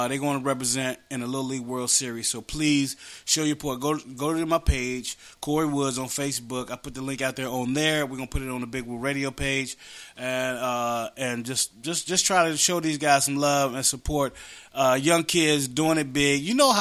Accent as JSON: {"language": "English", "region": "West Virginia", "country": "United States", "tie": "born or raised there", "moved": "yes", "said": "We grew up together in West Virginia."}